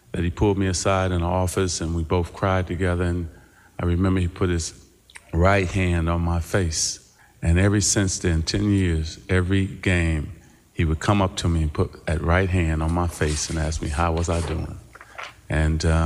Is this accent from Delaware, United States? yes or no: no; Michigan, United States; moved away as an adult; now in Los Angeles, United States; I'm from Michigan